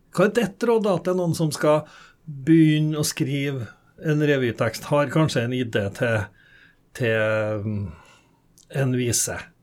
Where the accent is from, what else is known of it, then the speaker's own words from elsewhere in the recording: Norway; Jeg vokste opp i Humleka og revytradisjonen i Humleka